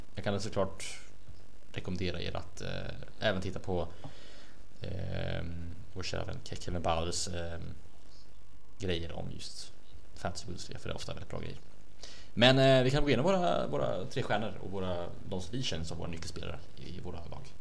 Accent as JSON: {"language": "Swedish", "country": "Sweden", "said": "vi svenskar"}